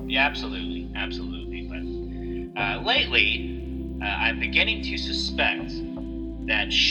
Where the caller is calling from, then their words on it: Barrie, Ontario, Canada; I am calling from Barrie, Ontario.